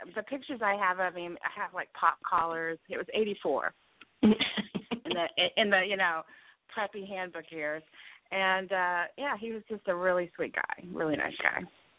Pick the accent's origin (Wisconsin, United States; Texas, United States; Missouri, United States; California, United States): Missouri, United States; Springfield; moved away as an adult; now in Manhattan, United States; I was born and raised in Springfield, Missouri. All my family's still there.